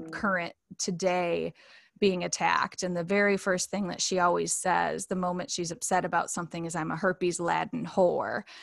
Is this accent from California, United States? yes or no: no; Grand Rapids, Michigan, United States; moved away as an adult; now in Fairview, United States; my hometown is Grand Rapids, Michigan, and now I live in Asheville, well Fairview, but Asheville, North Carolina